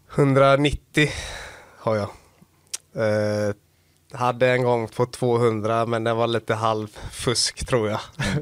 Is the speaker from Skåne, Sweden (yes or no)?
no; Gothenburg, Västra Götaland, Sweden; also born or lived in Gävle; now in Skellefteå, Sweden; uppväxt i Göteborg.